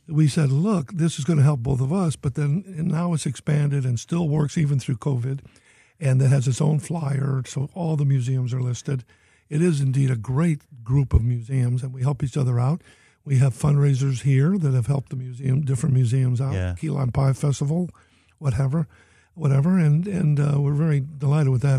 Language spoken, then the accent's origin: English; Boston, Massachusetts, United States; moved away; I was born in Boston